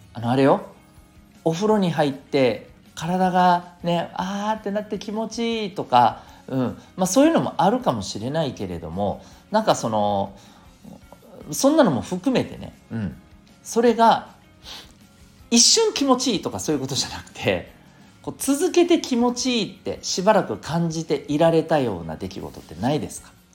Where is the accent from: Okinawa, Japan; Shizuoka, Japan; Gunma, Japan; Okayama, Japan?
Okinawa, Japan; 私あの沖縄の出身ですけどね